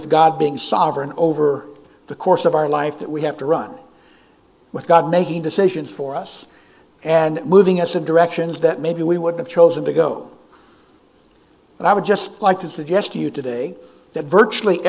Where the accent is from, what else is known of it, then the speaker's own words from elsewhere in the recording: California, United States; moved away; When I was a young boy, I grew up in California